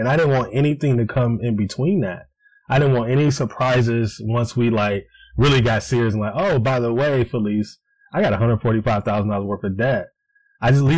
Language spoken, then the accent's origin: English; Cleveland, Ohio, United States; moved away as an adult; now in Columbus, United States; I'm originally from Cleveland, but moved down to Columbus, Ohio.